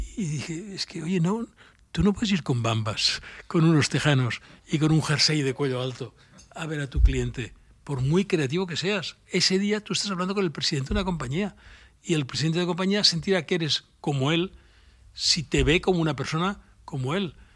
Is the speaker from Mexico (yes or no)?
no; Barcelona, Catalonia, Spain; yo soy de Barcelona